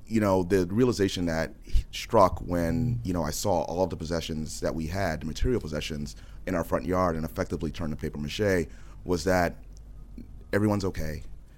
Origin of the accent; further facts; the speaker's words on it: New Orleans, Louisiana, United States; New Orleans.